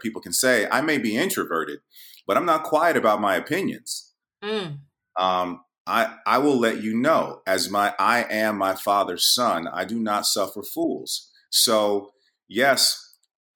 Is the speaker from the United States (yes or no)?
yes; New York, United States; I'm from New York